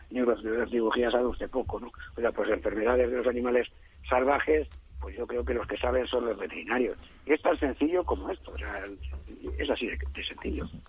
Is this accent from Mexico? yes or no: no; Spain